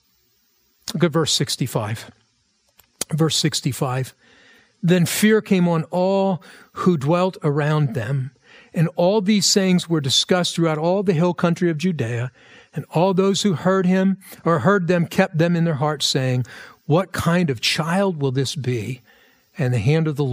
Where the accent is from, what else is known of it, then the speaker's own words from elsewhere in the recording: United States; for us as American Christians.